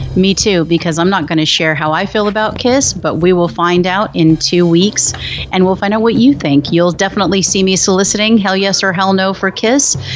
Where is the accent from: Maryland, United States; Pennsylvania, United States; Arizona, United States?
Arizona, United States; Phoenix; I actually am from Phoenix, Arizona